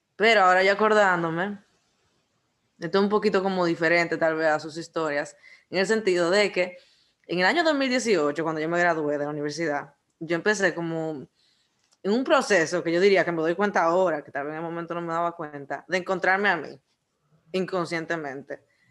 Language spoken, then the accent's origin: Spanish; Dominican Republic; como buen dominicano